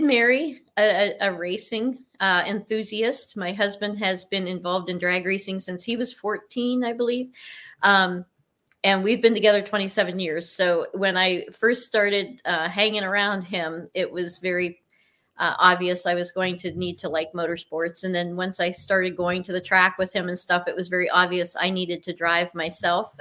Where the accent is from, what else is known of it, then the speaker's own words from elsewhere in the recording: Cortland, Ohio, United States; I am from Cortland, Ohio, which is on the border of Pennsylvania